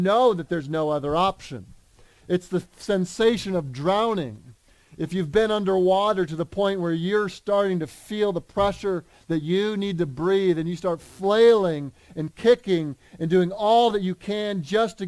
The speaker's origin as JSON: {"language": "English", "country": "United States", "said": "We in America"}